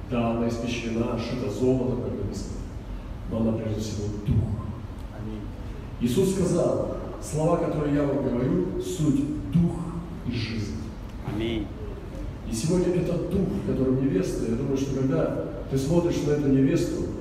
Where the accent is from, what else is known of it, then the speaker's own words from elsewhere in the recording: Russia; я приехал из России.